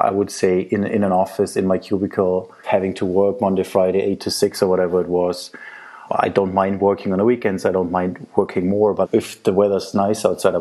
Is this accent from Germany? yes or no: yes; Germany; now in Italy; I grew up in Germany